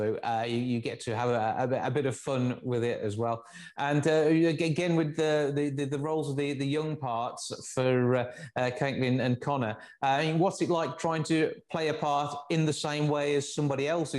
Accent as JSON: {"language": "English", "region": "Midlands", "country": "United Kingdom", "said": "because we're all from the Midlands, so we all sound pretty much like this."}